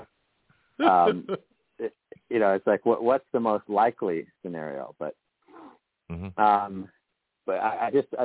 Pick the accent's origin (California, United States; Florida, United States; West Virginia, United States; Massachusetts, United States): Florida, United States; when we grew up in Florida